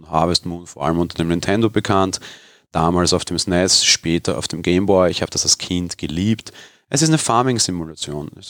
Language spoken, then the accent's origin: German; Vienna, Austria; etwas, was mir als Wiener hier geboren und aufgewachsen eigentlich völlig fremd ist